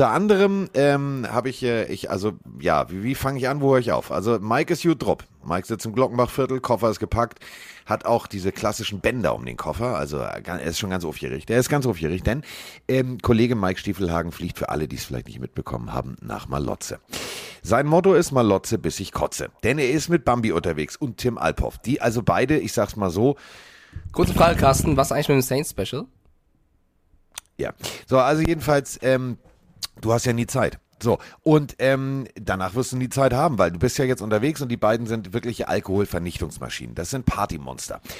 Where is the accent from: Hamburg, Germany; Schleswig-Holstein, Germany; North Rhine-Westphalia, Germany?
Schleswig-Holstein, Germany; für mich als Schleswig-Holsteiner ist das ja Vorortsverkehr.